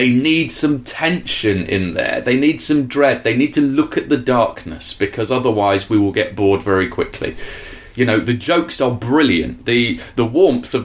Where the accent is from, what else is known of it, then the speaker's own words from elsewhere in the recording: United Kingdom; we're British and we're not used to conflict